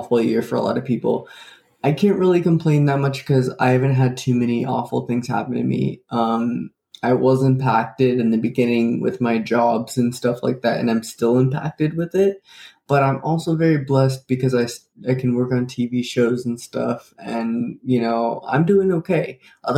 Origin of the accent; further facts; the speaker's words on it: Los Angeles, California, United States; I live in Los Angeles